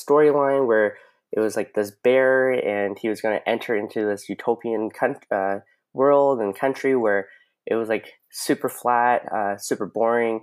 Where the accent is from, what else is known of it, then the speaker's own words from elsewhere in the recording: London, Ontario, Canada; I'm originally I'm from London, Ontario